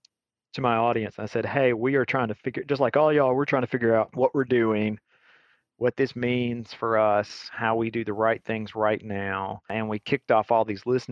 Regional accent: Alabama, United States; moved away as an adult; also born or lived in Atlanta; I'm from Alabama originally

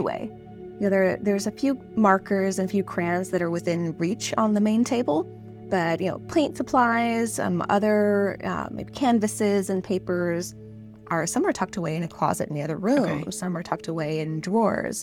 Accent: San Diego, California, United States; I'm in San Diego, California, and I'm from San Diego

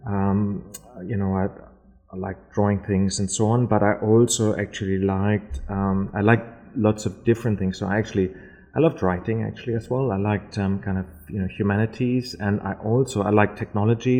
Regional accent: Berlin, Germany; English is a second language; moved away as an adult; also born or lived in Lower Saxony, Germany; now in Adelaide, Australia; I'm from Berlin originally. Mm-hmm. I'm born in Berlin, but I also went to high school. Um, I went to actually like a boarding school in the north of Germany

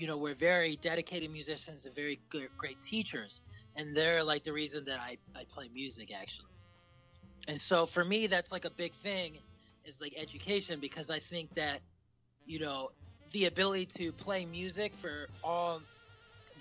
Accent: Ann Arbor, Michigan, United States; now in New York City, United States; I'm from Ann Arbor

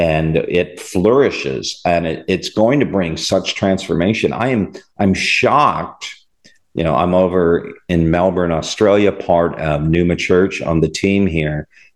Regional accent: Canada; moved away; I'm from Canada originally

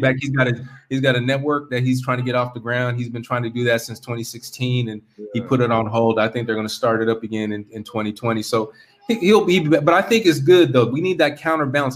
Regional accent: California, United States; moved away as an adult; also born or lived in Korea; I'm from California.

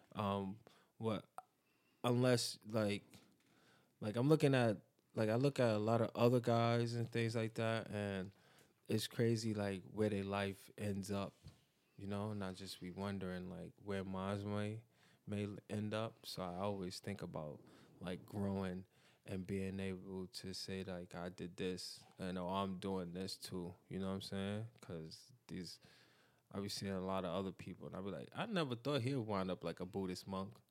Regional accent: New York City, New York, United States; I was born and raised in Bedford Stuyvesant, but then I moved to the East, and I've been there ever since

